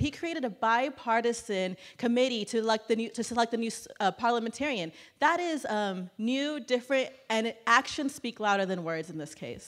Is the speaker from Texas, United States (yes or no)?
yes; Clinton, Texas, United States; my hometown of Clinton, Texas